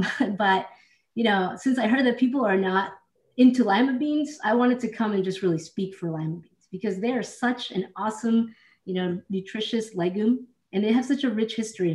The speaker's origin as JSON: {"language": "English", "town": "Northborough", "region": "Massachusetts", "country": "United States", "tie": "born or raised there", "also_born_or_lived": "California / New York", "moved": "as an adult", "said": "I'm in the house where I grew up. This is in Northborough, Massachusetts."}